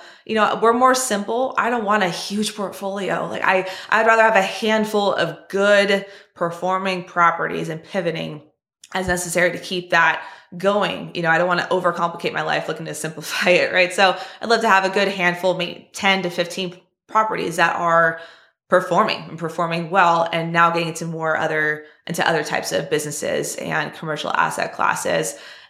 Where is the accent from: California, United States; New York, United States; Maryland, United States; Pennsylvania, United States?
California, United States; I mean, hey, Tony, I'm from California too, right?